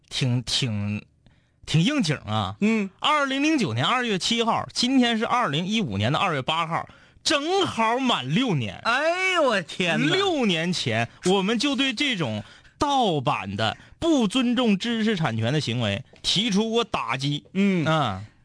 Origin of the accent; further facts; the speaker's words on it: Changchun, Jilin, China; 我是这个长春人，东北虎是我的家乡球队